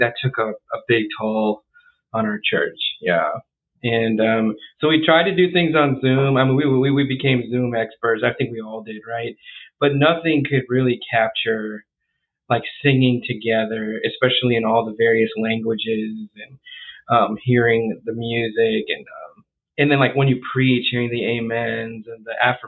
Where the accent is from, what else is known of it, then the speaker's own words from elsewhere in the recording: United States; born there; So I was born here in the United States.